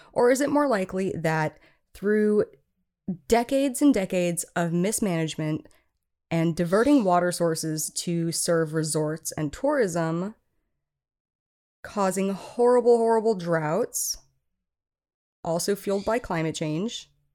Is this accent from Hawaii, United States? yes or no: yes; Oahu, Hawaii, United States; moved away; also born or lived in Iowa; I am from Oahu, but my family lives on Maui